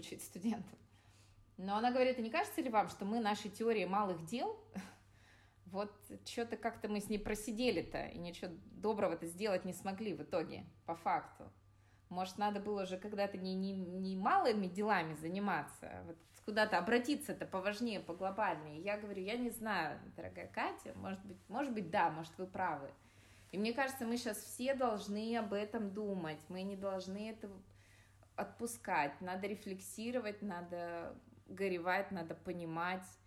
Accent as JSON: {"language": "Russian", "town": "Yekaterinburg", "region": "Sverdlovsk Oblast", "country": "Russia", "tie": "born or raised there", "said": "я родом из Екатеринбурга"}